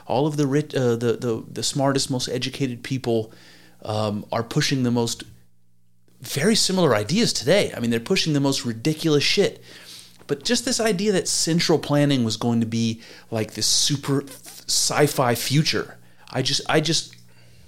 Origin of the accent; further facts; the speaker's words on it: United States; as an American